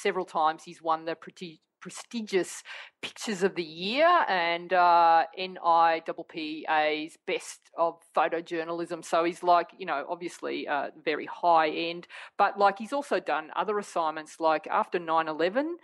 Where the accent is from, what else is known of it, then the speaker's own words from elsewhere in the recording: Australia; I'm Australian. I was born here. I'm a proud Australian